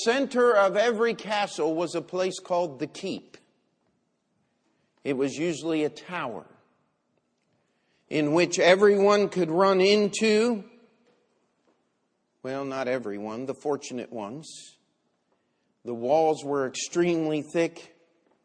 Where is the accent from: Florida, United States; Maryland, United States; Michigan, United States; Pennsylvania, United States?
Maryland, United States; Baltimore; the city of Baltimore, my hometown